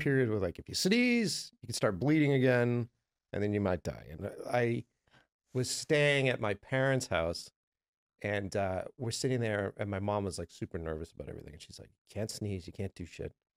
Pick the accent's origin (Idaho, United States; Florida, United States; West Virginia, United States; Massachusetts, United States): Massachusetts, United States; Boston; I'm from Boston, from the East Coast